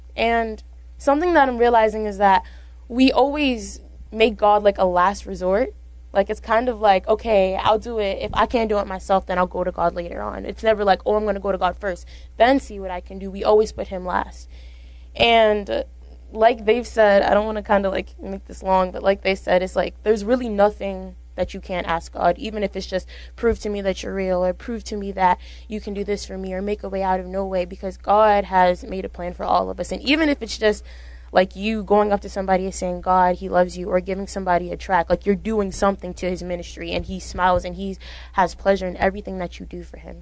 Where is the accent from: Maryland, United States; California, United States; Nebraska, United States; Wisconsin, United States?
Maryland, United States; Baltimore; I'm from Baltimore